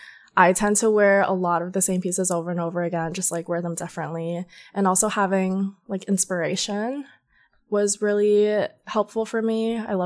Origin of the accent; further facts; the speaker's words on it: Georgia, United States; Growing up in Georgia, no one dresses super edgy or cute.